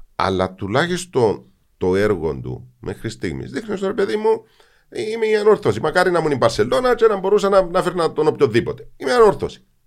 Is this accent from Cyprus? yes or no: yes; Cyprus; Εγώ που γεννήθηκα στη Λευκοσία, έζησα την εισβολή, α πούμε, που είμαι 5-10 χρονών